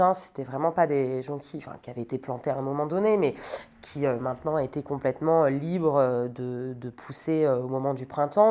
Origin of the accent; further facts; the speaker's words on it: Sologne, Centre-Val de Loire, France; moved away as an adult; also born or lived in Metz; now in Paris, France; je viens de Sologne, j'ai grandi dans une euh, grande maison au milieu de la forêt avec mes parents et ma sœur